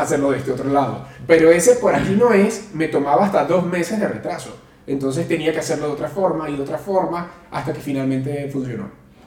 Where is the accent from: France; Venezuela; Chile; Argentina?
Venezuela; moved away as an adult; now in Mexico City, Mexico; ya tengo seis años viviendo en Ciudad de México, soy venezolano